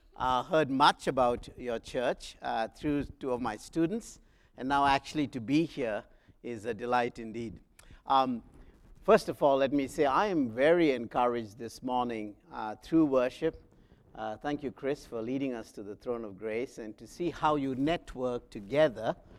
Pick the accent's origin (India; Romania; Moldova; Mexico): India; South India; moved away as an adult; I was the young man, an electrician from South India